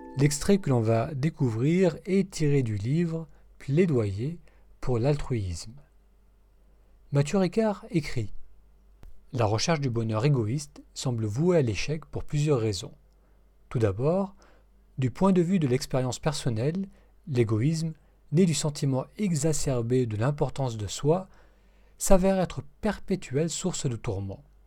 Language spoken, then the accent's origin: French; Lebanon; moved away; étant d'origine de cette, euh, partie du monde, je suis né au Liban